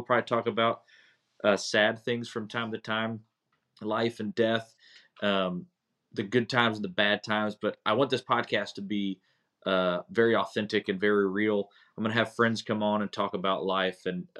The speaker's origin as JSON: {"language": "English", "town": "Hendersonville", "region": "North Carolina", "country": "United States", "tie": "born or raised there", "also_born_or_lived": "Bucks County, Pennsylvania", "said": "I was born in Bucks County, Pennsylvania. In 1979, so kind of give you an idea, I am 44 years old currently. At about 2 years, a year and a half after I was born, I moved to Hendersonville, North Carolina with my parents."}